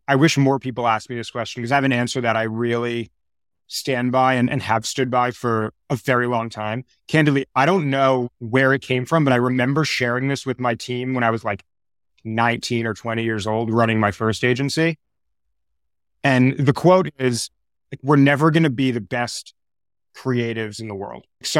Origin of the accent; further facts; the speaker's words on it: New York, United States; also born or lived in Boulder, Colorado; I grew up in New York. I've been in New York now a total of 21 or something years of my life.